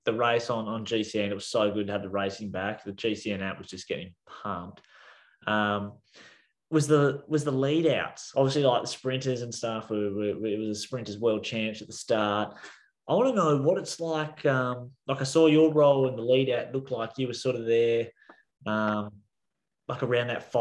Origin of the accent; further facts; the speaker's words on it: New Zealand; I'm from New Zealand